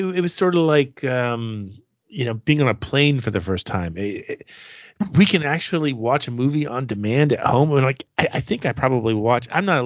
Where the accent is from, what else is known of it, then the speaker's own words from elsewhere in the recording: Clearwater, Florida, United States; I grew up in Clearwater, Florida, which is a suburb of Tampa